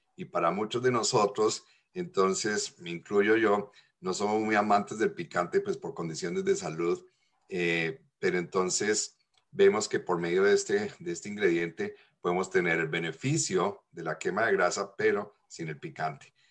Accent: Colombia; moved away; en mi infancia allá en Colombia.

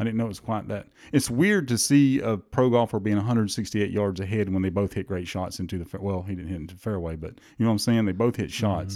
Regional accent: the South, United States; we're from the South. We say Saturday and Sunday

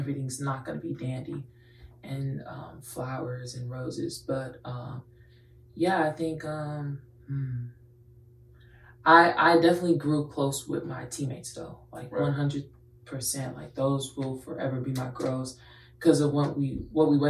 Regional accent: Houston, Texas, United States; I'm born and raised in Houston.

